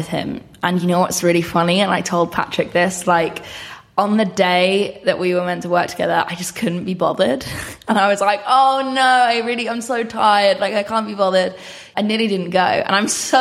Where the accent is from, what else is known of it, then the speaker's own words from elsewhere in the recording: Bishop's Stortford, East of England, United Kingdom; I'm from a place called Bishop Stortford, which is like 45 minutes away from Stevenage.